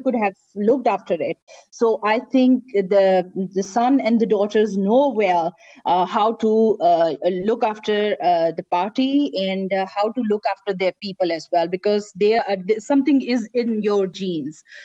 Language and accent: English; Pakistan; i'm pakistani